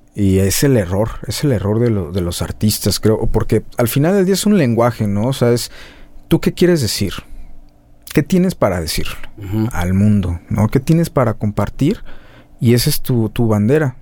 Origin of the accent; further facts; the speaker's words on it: Guadalajara, Jalisco, Mexico; moved away as an adult; now in Mexico City, Mexico; uno es de aquí